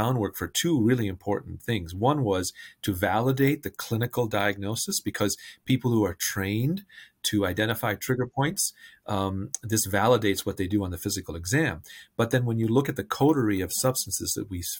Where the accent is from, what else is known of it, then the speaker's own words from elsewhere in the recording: India; now in Bethesda, United States; I'm originally from India and have a family of physicians.